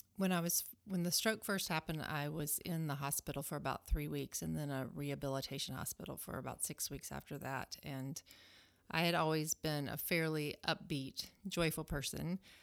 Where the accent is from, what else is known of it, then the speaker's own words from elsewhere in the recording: Alabama, United States; moved away as an adult; now in Fremont, Nebraska, United States; I am a Southerner. I grew up in Alabama